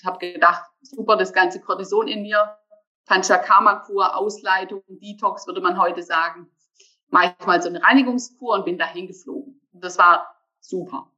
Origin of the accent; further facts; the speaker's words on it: Germany; now in Bergstraße, Germany; Ich komme aus Deutschland, geboren am Bodensee